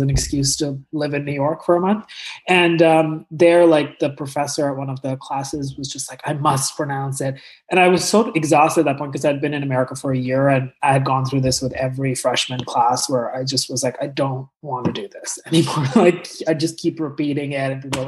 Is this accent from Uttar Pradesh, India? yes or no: no; New Delhi, Delhi, India; moved away as an adult; now in Los Angeles, United States; I grew up in New Delhi like my whole life